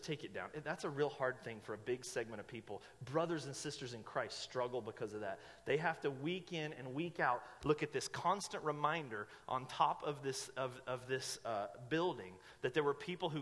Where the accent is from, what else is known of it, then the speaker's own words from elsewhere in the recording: Asheville, North Carolina, United States; moved away as an adult; now in Medford, United States; in the city I grew up in Asheville, North Carolina